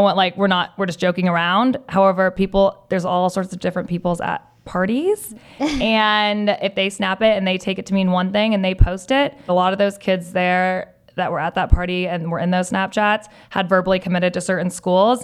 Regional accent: Southern California, United States; growing up in Southern California, both you and I have going to school in Southern California

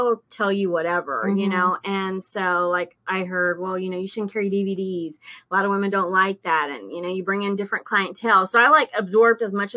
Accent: Alice, Texas, United States; moved away as an adult; now in San Antonio, United States; I moved here from Alice, which is like Corpus, back in 1999.

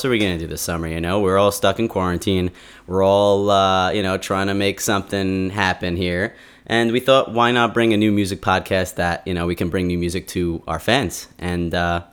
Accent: New York City, New York, United States; I'm from Brooklyn

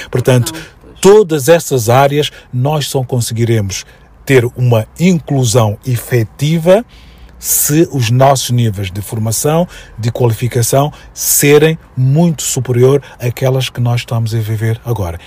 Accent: Mozambique; now in Portugal; a casa da minha avó, se quiseres, é o ponto de referência que eu tenho na infância vivida em Moçambique

